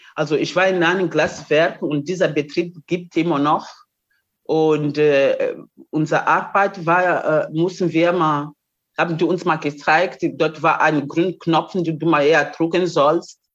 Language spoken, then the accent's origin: German; Mozambique; German is a second language; moved away as an adult; also born or lived in East Germany; now in Germany; bin ich von Mosambik hier nach äh, DDR gekommen